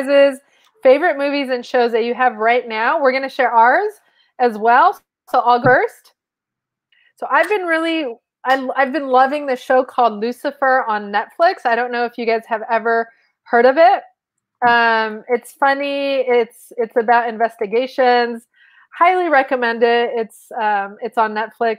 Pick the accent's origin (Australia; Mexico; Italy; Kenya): Mexico; first language Spanish; English is a second language; now in United States; I'm from Mexico